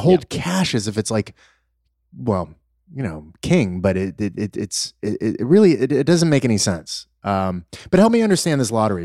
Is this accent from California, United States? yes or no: yes; Los Angeles, California, United States; growing up in Los Angeles